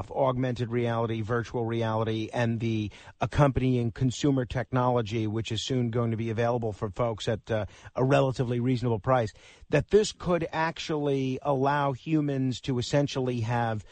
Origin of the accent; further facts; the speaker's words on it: New York City, New York, United States; Staten Island, which is my hometown. It's one of the boroughs here in New York City.